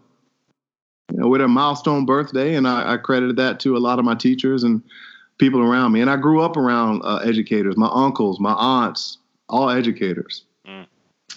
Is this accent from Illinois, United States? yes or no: yes; Chicago, Illinois, United States; Grew up on the south side of Chicago